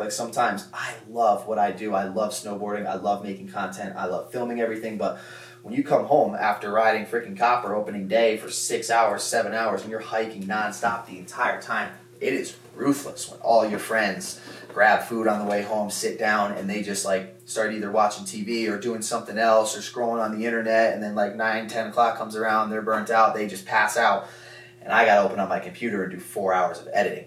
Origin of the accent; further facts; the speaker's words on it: Connecticut, United States; moved away; I'm from Connecticut